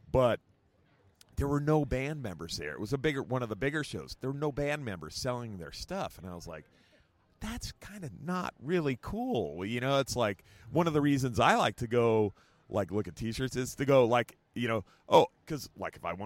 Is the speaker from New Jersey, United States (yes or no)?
yes; New Jersey, United States; I'm a South Jersey redneck